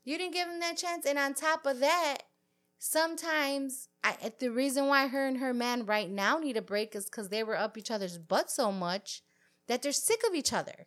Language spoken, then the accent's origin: English; United States; I'm born here. I'm third generation here